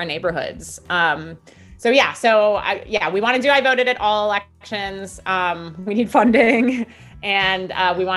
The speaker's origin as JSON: {"language": "English", "town": "Milwaukee", "region": "Wisconsin", "country": "United States", "said": "Milwaukee, where I'm originally from"}